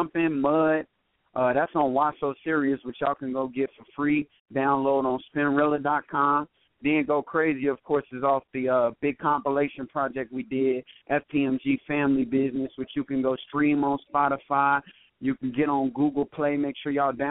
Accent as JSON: {"language": "English", "country": "United States", "tie": "born or raised there", "said": "Napa, of course, my hometown"}